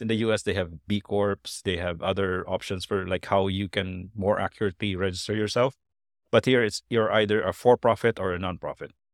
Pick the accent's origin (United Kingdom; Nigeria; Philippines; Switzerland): Philippines; I, I was born and, and I grew up in the provinces, but, uh, I, I learned English from a very young age